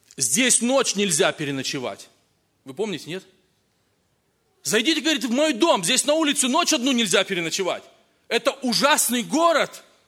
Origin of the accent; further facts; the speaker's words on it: Kazakhstan; moved away; also born or lived in Russia; я рос в Казахстане, потом в России